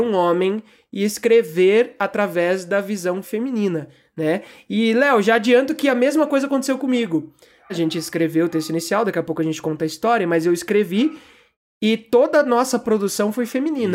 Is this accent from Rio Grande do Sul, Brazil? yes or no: no; Campo Grande, Mato Grosso do Sul, Brazil; also born or lived in São Paulo; Então eu tinha uma vida ali em São Paulo, eh, que é onde eu nasci, e aí do nada estou eu em Campo Grande, Mato Grosso do Sul, vivendo essa vida que tenho hoje